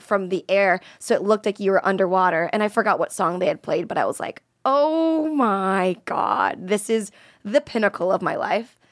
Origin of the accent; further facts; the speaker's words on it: Florida, United States; moved away; I was from Florida